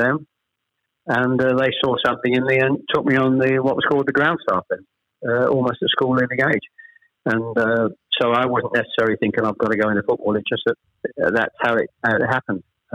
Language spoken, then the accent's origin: English; Chelmsford, East of England, United Kingdom; born or raised there; also born or lived in Ashton-under-Lyne, England